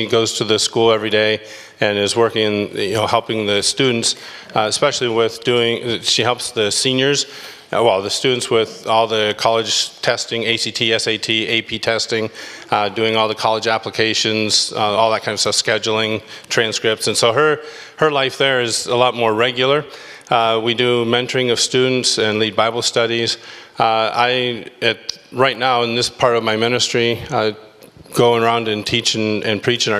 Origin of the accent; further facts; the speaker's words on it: Northwest Pennsylvania, United States; moved away as an adult; also born or lived in Kentucky; now in Taiwan; I grew up in Northwest Pennsylvania.